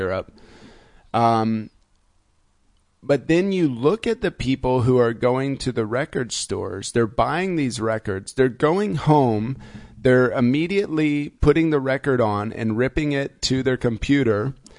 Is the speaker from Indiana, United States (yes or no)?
yes; Indiana, United States; now in Berlin, Germany; I grew up in Indiana